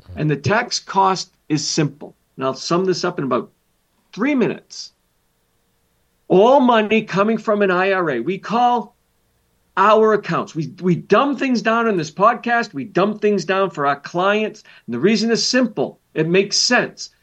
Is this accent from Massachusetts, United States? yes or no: yes; Massachusetts, United States; moved away; I grew up in Massachusetts.